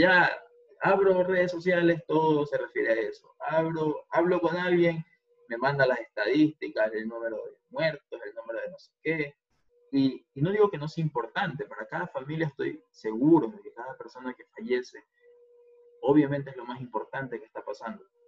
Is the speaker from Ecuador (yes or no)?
yes; Guayaquil, Guayas, Ecuador; en mi caso, otras como guayaquileño